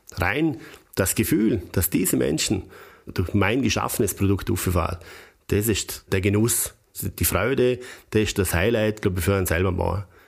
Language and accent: German; Bregenzerwald, Vorarlberg, Austria; für mich als, als Bregenzer Wälder